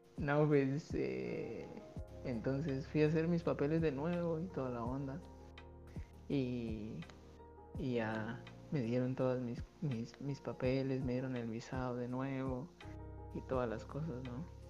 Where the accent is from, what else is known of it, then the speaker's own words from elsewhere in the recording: Guatemala; moved away as an adult; also born or lived in Russia; cuando cumplí mis 18 años fue que yo salí por primera vez de Guatemala a vivir solo